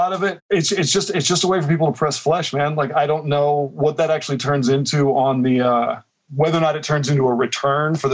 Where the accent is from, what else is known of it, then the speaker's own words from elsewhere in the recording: Oklahoma, United States; moved away as an adult; also born or lived in Texas / Los Angeles; now in San Francisco, United States; I'm from either Texas or Oklahoma, depending on where you count when you're where you're from. You know what I mean? I was a teenager in Oklahoma